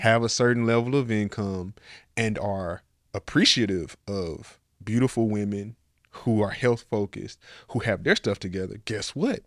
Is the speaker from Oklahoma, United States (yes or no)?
no; Nashville, Tennessee, United States; now in Miami, United States; I'm from Nashville.